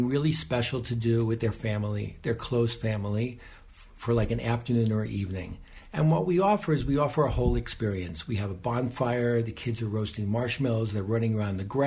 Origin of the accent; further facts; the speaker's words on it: New York City, New York, United States; moved away as an adult; also born or lived in Nahliel, Israel; now in Tekoa, Israel; we're originally from Riverdale, New York, and we made Aliyah 7.5 years ago